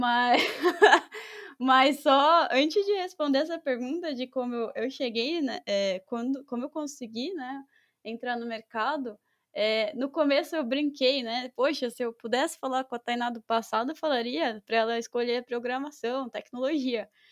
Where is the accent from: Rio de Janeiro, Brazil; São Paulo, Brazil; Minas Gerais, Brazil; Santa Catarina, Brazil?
São Paulo, Brazil; eu sou de São Paulo